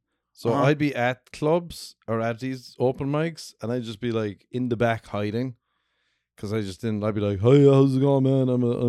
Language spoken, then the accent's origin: English; Ireland; moved away as an adult; now in Los Angeles, United States; I'm from Ireland.